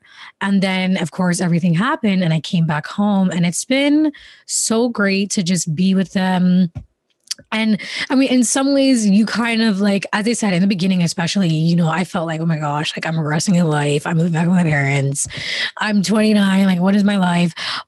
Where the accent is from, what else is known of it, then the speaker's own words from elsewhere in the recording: Jamaica; also born or lived in London, United Kingdom / Canada; now in United States; I was born in Jamaica. Then we lived there for most of the time. In the middle of that, I went to London and then we went back to Jamaica. And then we went to Canada. Then we came to America